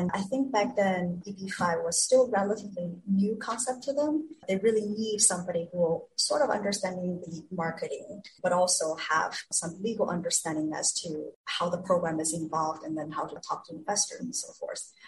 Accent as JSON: {"language": "English", "country": "China", "tie": "born or raised there", "moved": "yes", "said": "I was born and raised in China"}